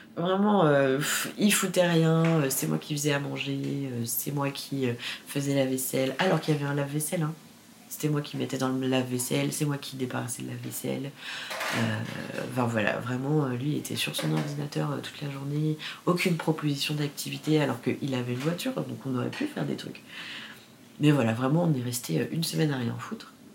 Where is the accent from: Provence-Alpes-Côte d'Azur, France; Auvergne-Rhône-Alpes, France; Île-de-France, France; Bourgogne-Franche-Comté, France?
Île-de-France, France; Paris; Je suis née à Paris 14e